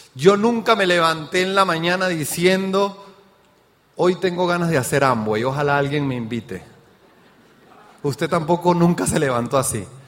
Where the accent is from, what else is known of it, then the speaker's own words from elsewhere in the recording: Mérida, Venezuela; accent: Venezuelan; moved away as an adult; also born or lived in Caracas, Venezuela / Trinidad and Tobago; now in Mexico; ya escuchó mi acento, soy venezolano de nacimiento, porque ya soy mexicano también, ¿no? Y nací en Mérida, Venezuela, me fui a Caracas a trabajar